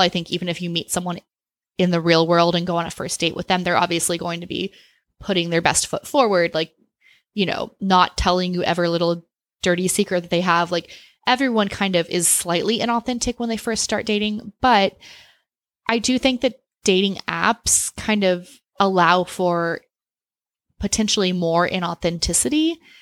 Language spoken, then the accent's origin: English; Austin, Texas, United States; I grew up in Austin